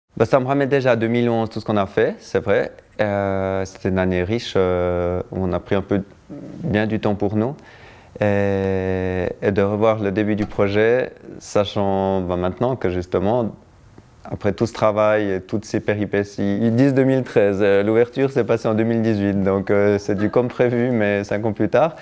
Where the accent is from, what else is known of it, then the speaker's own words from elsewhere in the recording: Château-d'Oex, Vaud, Switzerland; je suis né à Châteaudet et on a fait beaucoup de ski avec euh, mon père et ma mère qui est prof de ski